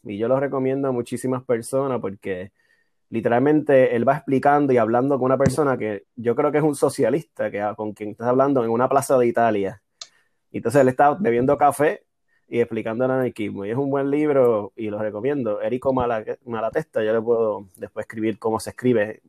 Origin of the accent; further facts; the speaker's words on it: Aguadilla, Puerto Rico; moved away; soy de Aguadilla.